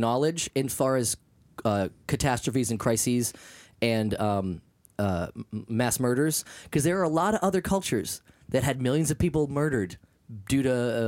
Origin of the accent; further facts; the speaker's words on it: Maine, United States; now in Los Angeles, United States; I was from Maine, where we had a lot of farmers and potatoes